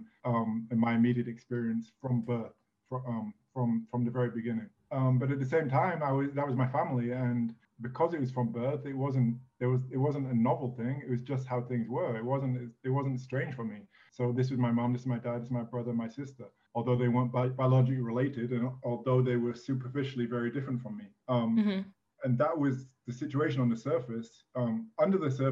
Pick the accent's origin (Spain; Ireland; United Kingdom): United Kingdom; England; moved away as an adult; also born or lived in United States / France / Italy; I'm an English citizen, born and raised, but left England when I was 18